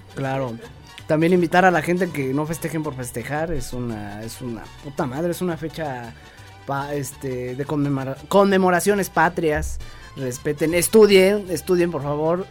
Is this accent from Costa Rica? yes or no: no; Mexico; estoy orgulloso de ser mexicano